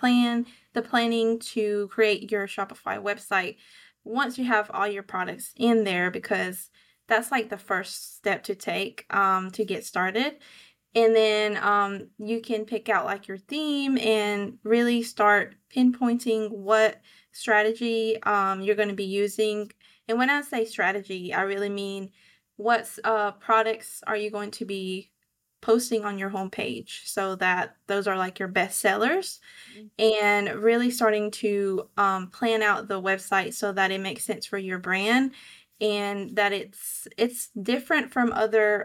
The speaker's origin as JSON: {"language": "English", "region": "Georgia", "country": "United States", "accent": "southern", "said": "I live in Georgia, so hence my southern accent"}